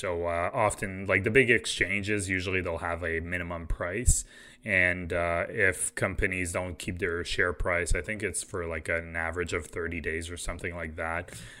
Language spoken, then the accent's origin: English; Quebec, Canada; And obviously, I grew up in Quebec, so I wish all their employees the best of luck.